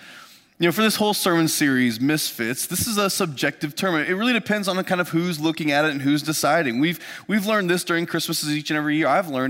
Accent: Lafayette, Indiana, United States; our kind of family farm where I grew up just outside of Lafayette, Indiana.

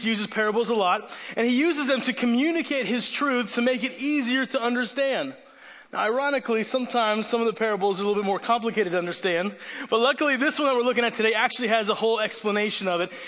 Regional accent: Italy; That's because I grew up overseas in Italy where my parents are missionaries.

